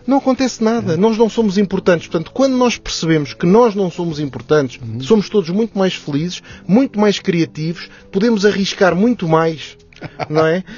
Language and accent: Portuguese; Maputo, Mozambique; now in Lisbon, Portugal; nasci em Moçambique, ainda antes do, da descolonização